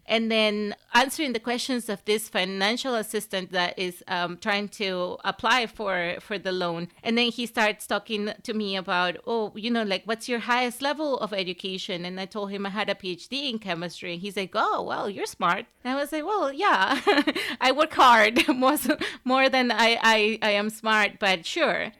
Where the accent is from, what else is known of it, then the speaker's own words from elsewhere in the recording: Venezuela; moved away as an adult; also born or lived in Southern Africa; now in United States; I grew up in Venezuela, and I was, I lived there until I was eighteen